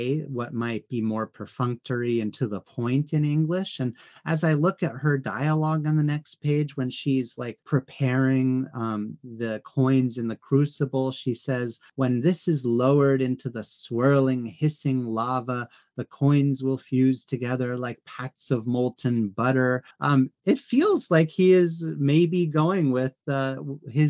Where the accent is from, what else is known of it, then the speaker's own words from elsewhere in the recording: United States; I'm American, of course, but my grandparents are by way of Sicily and Calabria